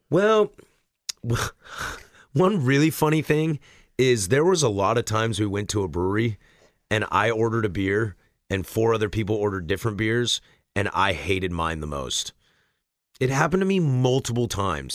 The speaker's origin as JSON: {"language": "English", "region": "West Coast", "country": "United States", "said": "I am clearly from the West Coast"}